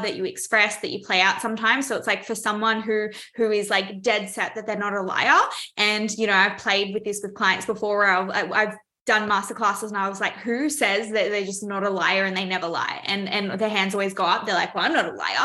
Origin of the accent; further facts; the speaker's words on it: Melbourne, Victoria, Australia; I'm from Melbourne, Australia.